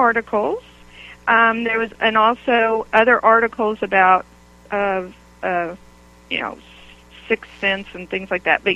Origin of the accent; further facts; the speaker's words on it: Oklahoma, United States; moved away; also born or lived in Michigan / Connecticut; growing up in Oklahoma, we wore the black patent Mary Janes and the frilly dresses